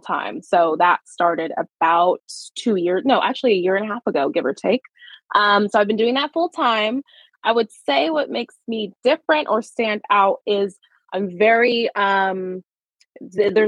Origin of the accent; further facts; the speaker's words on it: Los Angeles, California, United States; I was born and raised in California. And then to be very exact, I'm from like San Fernando Valley. So like Sylmar, Pacoima, that kind of area